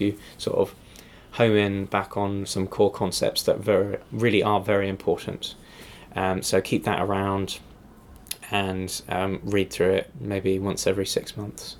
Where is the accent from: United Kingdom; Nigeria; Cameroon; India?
United Kingdom; England; moved away; as an English person in America